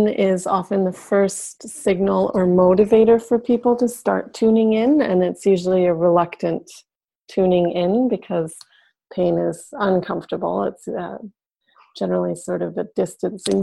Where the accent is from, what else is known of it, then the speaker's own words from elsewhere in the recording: Yukon, Canada; I'm actually from Northern Canada in the Yukon Territory